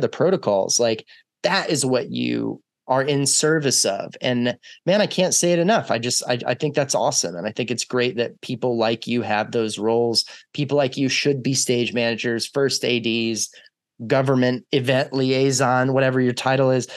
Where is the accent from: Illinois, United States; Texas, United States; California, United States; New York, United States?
Texas, United States; I was raised in Texas